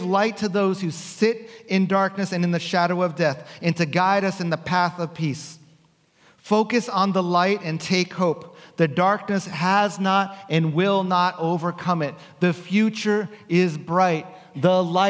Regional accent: New Jersey, United States; now in West Coast, United States; growing up in New Jersey, our street would look like this

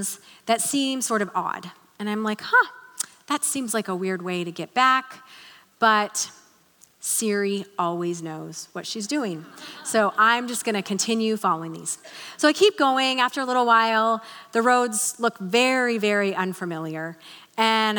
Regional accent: Salem, United States; we moved back here to Salem, which was a little bit weird for me because this was my hometown

